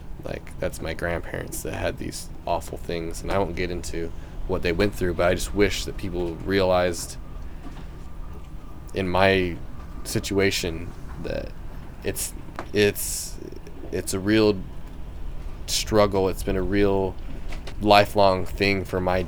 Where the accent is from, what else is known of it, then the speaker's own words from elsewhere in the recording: Salt Lake City, Utah, United States; I'm from Utah, and my tribe isn't necessarily predominantly from northern Utah, which is where I'm from, Salt Lake City